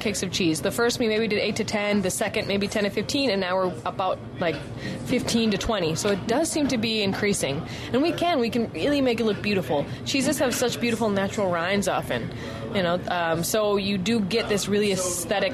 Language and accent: English; Wisconsin, United States; I'm from Wisconsin